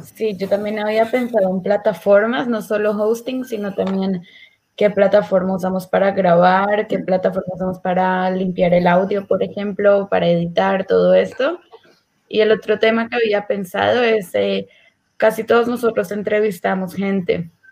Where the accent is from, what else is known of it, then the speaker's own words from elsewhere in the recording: Colombia; moved away as an adult; now in Israel; yo nací y crecí en Colombia. Eh, me mudé a Israel cuando tenía 18 años.